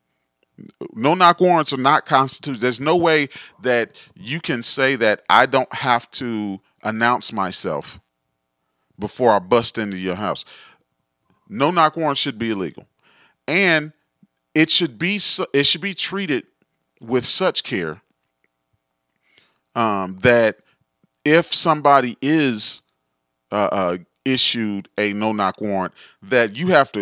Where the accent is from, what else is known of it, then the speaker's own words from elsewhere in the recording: Gary, Indiana, United States; growing up in Gary